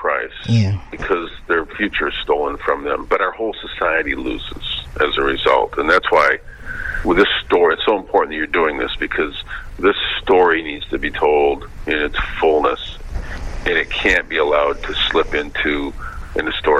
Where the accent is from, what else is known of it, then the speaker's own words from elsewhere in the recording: Flint, Michigan, United States; The fact that communities like my hometown are allowed to be in such deteriorated conditions with very limited public services